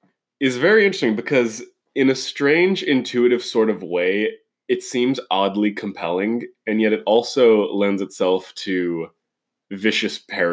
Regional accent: California, United States; I'm Californian.

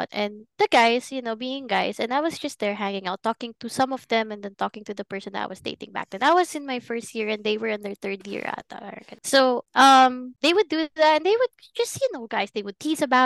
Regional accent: Philippines; moved away; growing up in the Philippines. because it's a very Catholic country

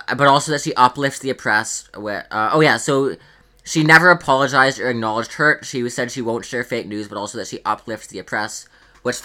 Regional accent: Canada; I'm Canadian

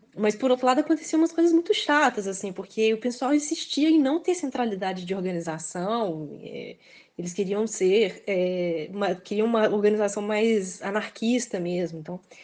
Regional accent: Belo Horizonte, Minas Gerais, Brazil; accent: Minas; moved away as an adult; now in Pato Branco, Brazil; eu ter esse sotaque de Minas, que é muito diferente do deles

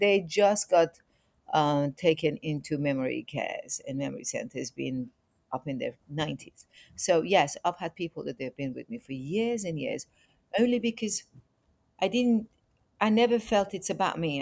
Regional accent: Iran; moved away; also born or lived in England; I'm originally from Iran

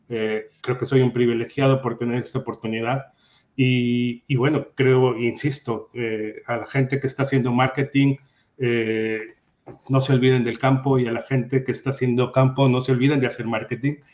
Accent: Mexico; also born or lived in Brazil / Spain; now in United States; Y en los últimos 20 años he tenido la oportunidad de vivir en México, claro, es mi país de origen. Eh, claro, también viví en Brasil por un año, vine a Estados Unidos, eh, fui a Brasil, regresé a Estados Unidos, fui a España

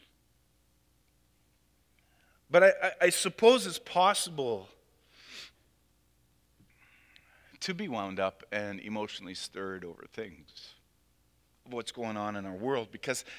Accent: Canada; we as Canadian Christians

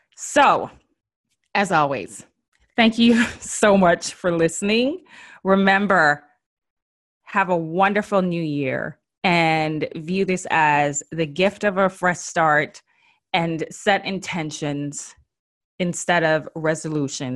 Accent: Jamaica; accent: Jamaican; My Jamaican accent just came out

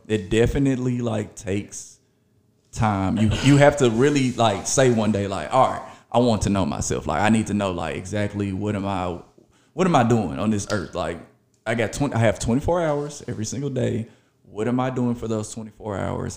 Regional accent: Memphis, Tennessee, United States; also born or lived in Arkansas; I went to elementary school, middle school, high school in Memphis, Tennessee. A lot of people know I am from Memphis, Tennessee

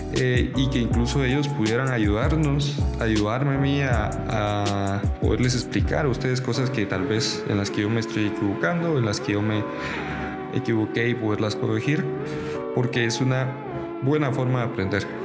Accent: Guatemala; soy un guatemalteco, soy de Guatemala

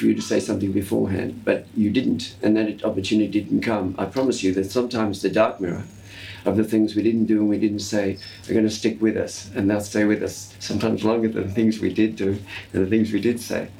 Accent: Australia; accent: Australian; And I've lost the distinctive Australian R-lessness from my accent.

